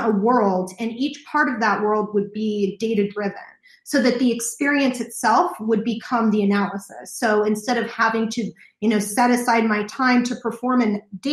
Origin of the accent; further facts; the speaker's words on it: Kansas City, Missouri, United States; also born or lived in San Diego, California; I was born in San Diego, but I moved to the Midwest. My father graduated from UCSD Medical School and got a job in Kansas City. So I was moved to the Midwest when I was six